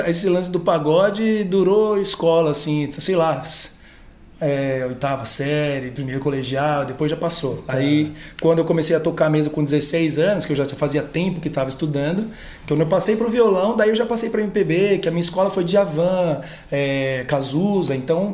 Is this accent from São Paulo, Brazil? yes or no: yes; São Paulo, Brazil; also born or lived in Bragança Paulista; Sou de São Paulo, mudei para lá com 12 anos de idade e cresci lá